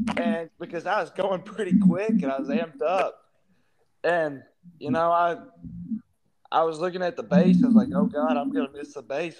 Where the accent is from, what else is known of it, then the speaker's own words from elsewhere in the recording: Texas, United States; growing up in Texas, I mean, I'm a huge Rangers fan